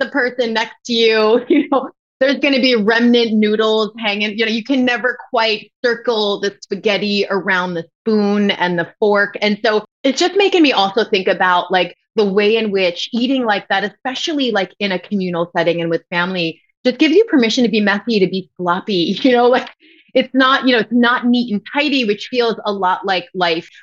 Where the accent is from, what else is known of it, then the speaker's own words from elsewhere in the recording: Westchester, New York, United States; accent: New York; moved away; we grew up in Westchester, and so everybody talked like this